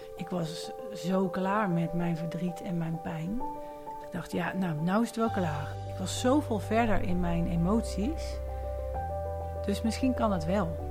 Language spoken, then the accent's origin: Dutch; Haaren, North Brabant, Netherlands; moved away as an adult; now in Amsterdam, Netherlands; geboren en getogen Brabantse